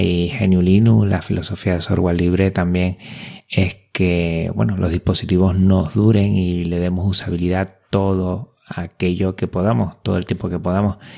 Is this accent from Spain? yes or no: yes; Spain; also born or lived in Canary Islands; como español